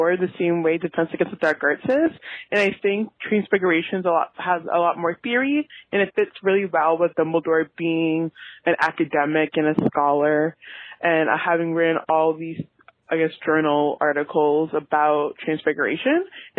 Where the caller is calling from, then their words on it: Toronto, Ontario, Canada; I am calling from Toronto